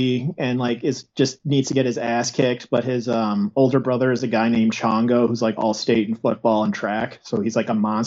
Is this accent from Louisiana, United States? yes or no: no; Evergreen Park, Illinois, United States; I'm from the Chicago area. I grew up in Evergreen Park, which is surrounded on three sides by Chicago.